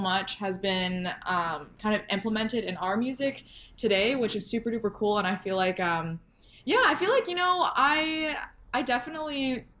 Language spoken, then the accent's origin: English; Alberta, Canada; I'm from Alberta